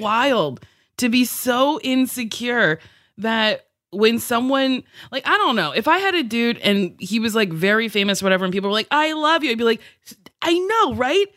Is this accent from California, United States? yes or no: no; New Jersey, United States; I grew up in Jersey